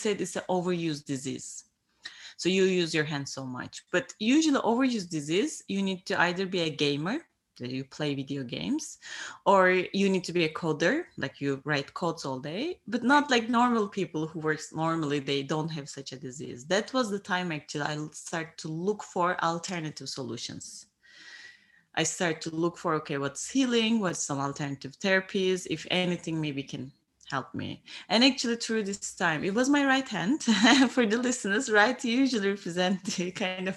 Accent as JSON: {"language": "English", "town": "Bodrum", "region": "Muğla", "country": "Turkey", "tie": "born or raised there", "moved": "yes", "lives_now": "Luxembourg", "said": "my hometown"}